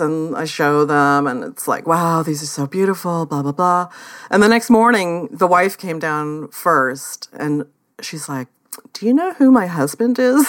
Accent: Oakland, California, United States; moved away; I grew up in the Bay Area in Oakland

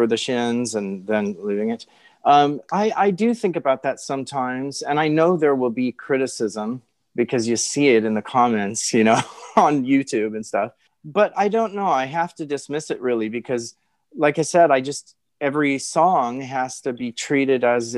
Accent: Hawaii, United States; I was born in Hawaii

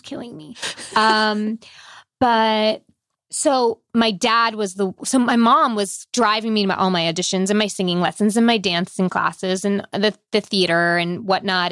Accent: Long Island, New York, United States; I grew up on Long Island

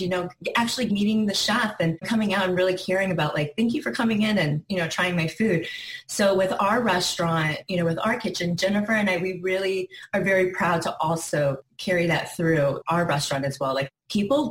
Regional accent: South Bend, Indiana, United States; now in Miami, United States; We're actually from South Bend area, so Notre Dame area. So that's where we're from.

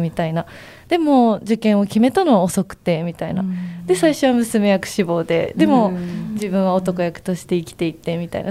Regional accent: Takarazuka, Hyogo, Japan; 私、あの、生まれも育ちも宝塚なので

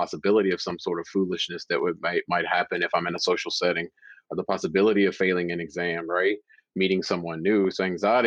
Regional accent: Louisville, Kentucky, United States; I'm from Louisville, Kentucky originally.

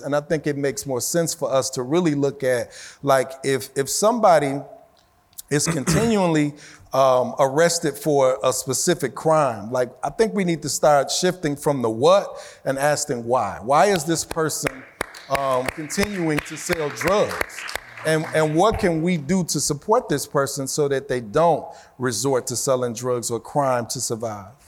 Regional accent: Chicago, Illinois, United States; when I was growing up in Chicago

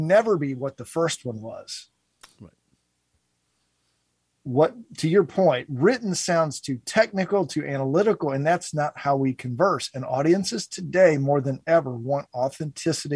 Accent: Cincinnati, Ohio, United States; my hometown of Cincinnati

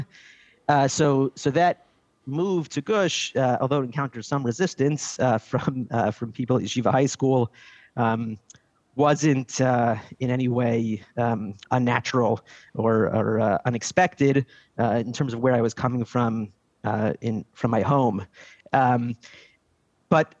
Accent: Silver Spring, Maryland, United States; now in Jerusalem, Israel; I grew up in Silver Spring, Maryland.

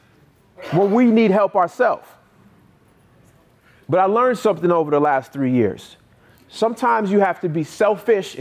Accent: North Carolina, United States; I go driving for dollars in a neighborhood that I grew up in North Carolina. On the same street I grew up on

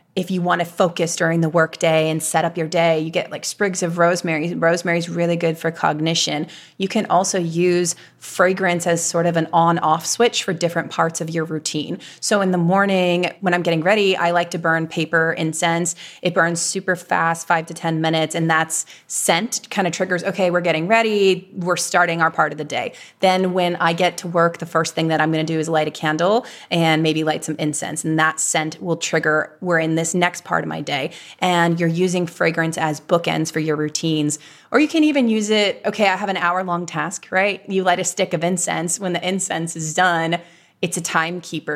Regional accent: Virginia, United States; moved away as an adult; now in Los Angeles, United States; I'm from Virginia

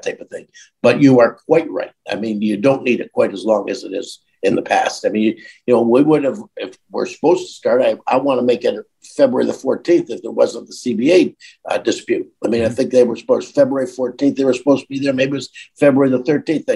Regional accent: Welland, Ontario, Canada; you won't have heard of it, so I'll tell you Niagara Falls, but I'm really from Welland

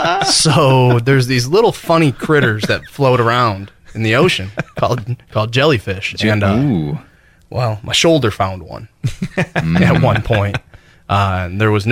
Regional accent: Midwest, United States; moved away; I grew up in the Midwest, mm-hmm. and now I'm living here, mm-hmm. real far away from the ocean

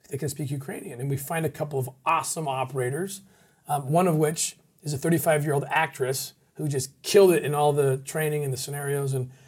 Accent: Netherlands; English is a second language; I'm like, I'm a Dutch, I'm from Holland, I'm just getting, helping.

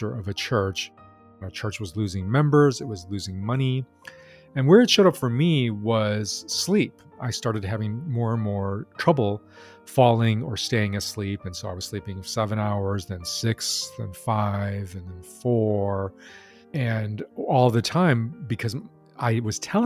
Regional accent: United States; I grew up in Chinese American

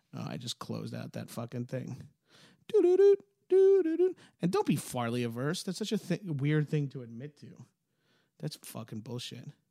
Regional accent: Long Island, New York, United States; I'm a New Yorker. I'm from Long Island

